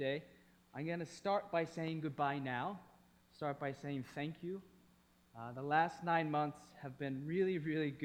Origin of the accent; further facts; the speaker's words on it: East Coast, United States; moved away as an adult; also born or lived in Thailand; I grew up on the East Coast.